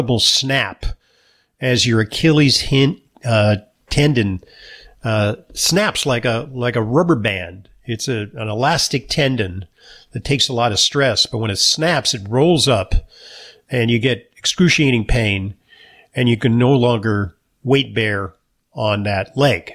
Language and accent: English; New York, United States; I'm a New Yorker